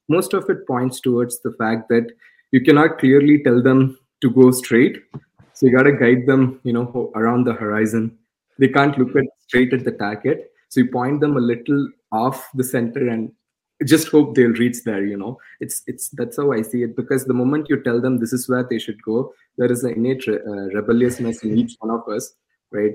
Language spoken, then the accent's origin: English; India; English is a second language; moved away; I was born in India